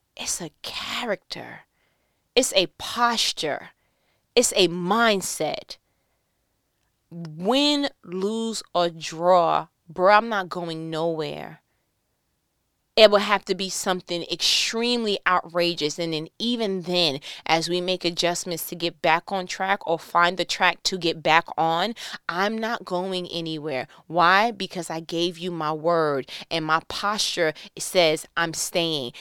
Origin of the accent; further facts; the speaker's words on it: New York, United States; I'm from New York